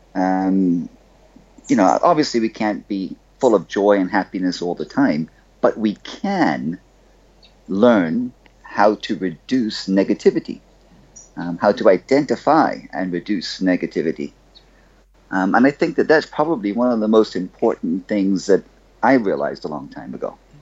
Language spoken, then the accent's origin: English; Bahamas; I'm from the Bahamas. I grew up on a little rock down here